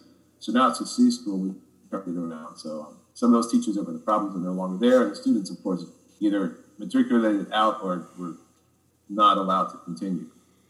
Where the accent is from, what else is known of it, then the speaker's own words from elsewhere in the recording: Gary, Indiana, United States; I'm from Gary, Indiana.